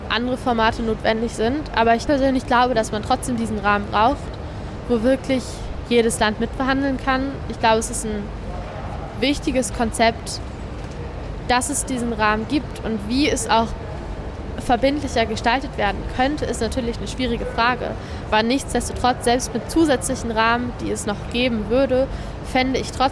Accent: Germany; Also wir als Deutsche können hier natürlich fordern, dass politische Gefangene freigelassen werden.

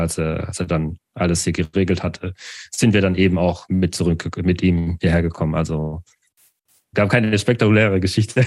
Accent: Baden-Württemberg, Germany; also born or lived in Douala, Cameroon; Mit vier Jahren bin ich nach Deutschland gekommen und dann eben in dieses Dorf hinein

